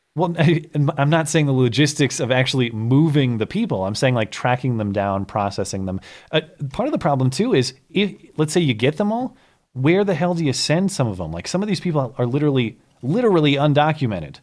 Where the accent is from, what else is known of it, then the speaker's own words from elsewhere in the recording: Montana, United States; my home state of Montana